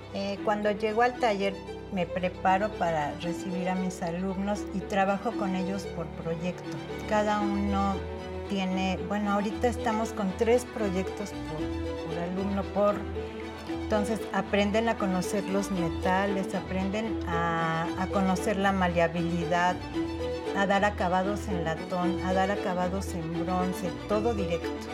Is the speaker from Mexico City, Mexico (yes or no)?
yes; Mexico City, Mexico; yo nací aquí en la Ciudad de México. Eh, me llevaron después a vivir a Contreras eh, por los dinamos cuando yo tendría unos 3, 4 años. Y ahí fue donde yo me desarrollé